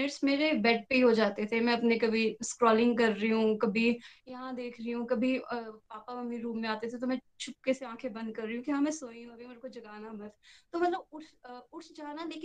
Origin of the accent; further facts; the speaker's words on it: Chamba, Himachal Pradesh, India; मैं चंबा हिमाचल प्रदेश से हूँ